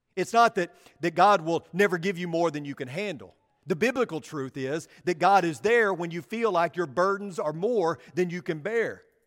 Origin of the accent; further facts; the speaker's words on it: Paragould, Arkansas, United States; I grew up in Paragould, Arkansas, and I attended elementary school just down the street from where I lived, Baldwin Elementary